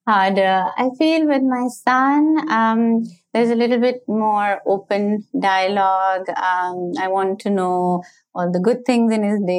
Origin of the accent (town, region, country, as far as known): Pakistan; now in New York City, United States